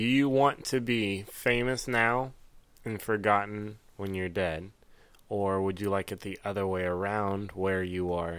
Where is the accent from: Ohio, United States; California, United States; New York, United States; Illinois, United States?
Ohio, United States; also born or lived in the South; I was born in the South, raised in Ohio, though.